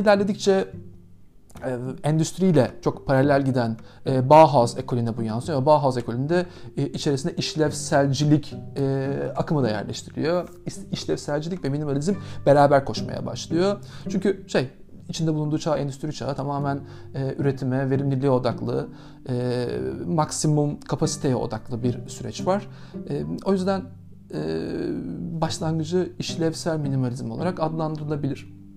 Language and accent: Turkish; Aydın, Turkey; now in Istanbul, Turkey; ben Ege'nin basit ve mütevazi taşrası Aydın'da doğdum.